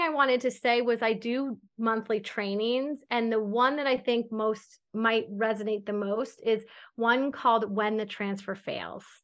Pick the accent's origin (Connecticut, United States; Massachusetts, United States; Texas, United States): Connecticut, United States; moved away as an adult; also born or lived in New York City / the South (US); now in United States (suburbs of the South); I grew up in Connecticut